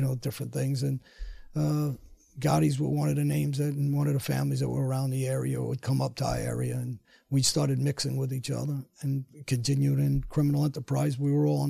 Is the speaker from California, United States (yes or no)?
no; New York City, New York, United States; now in Florida, United States; I grew up in Woodhaven